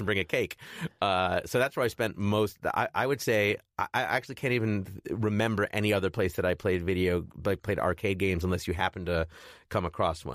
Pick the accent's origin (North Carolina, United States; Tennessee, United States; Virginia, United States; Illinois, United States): Illinois, United States; Chicago; I grew up in Chicago